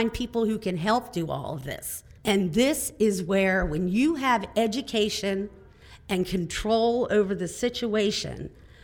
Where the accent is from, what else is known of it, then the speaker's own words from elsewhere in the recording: Delta, Pennsylvania, United States; I am from Delta, Pennsylvania, which is southern New York County